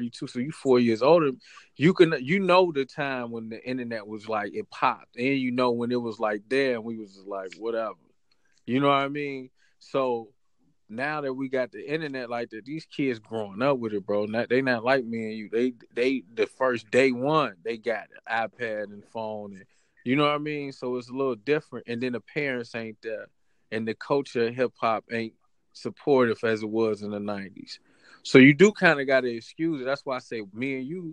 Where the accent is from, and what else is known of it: Chicago, Illinois, United States; born or raised there